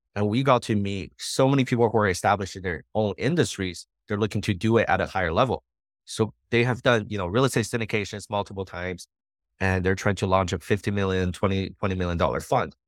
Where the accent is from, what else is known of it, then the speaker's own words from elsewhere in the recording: Montreal, Quebec, Canada; moved away as an adult; also born or lived in New Brunswick; now in Las Vegas, United States; I'm from Montreal, from a big city